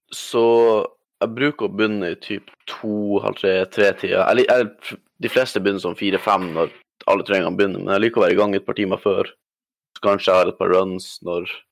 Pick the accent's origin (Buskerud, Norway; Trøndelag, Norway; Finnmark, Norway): Finnmark, Norway; Alta; moved away; also born or lived in Harstad, Troms; Jeg kommer fra Nord-Norge